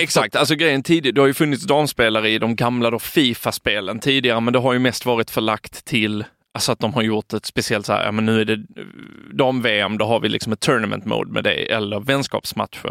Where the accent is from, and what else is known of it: Sweden